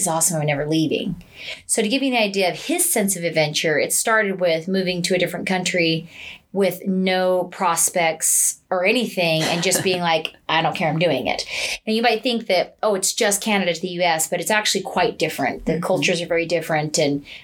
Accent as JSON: {"language": "English", "region": "Utah", "country": "United States", "tie": "born or raised there", "said": "I was born and raised here in Utah"}